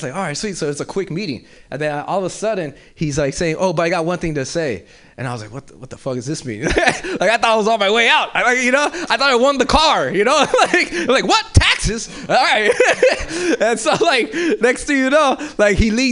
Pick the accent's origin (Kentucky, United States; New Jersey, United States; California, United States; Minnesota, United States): California, United States; Los Angeles; moved away; I'm originally from South Central